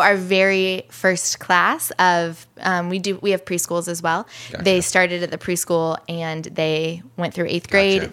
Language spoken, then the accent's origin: English; Illinois, United States; now in Chicago, United States; I'm from Illinois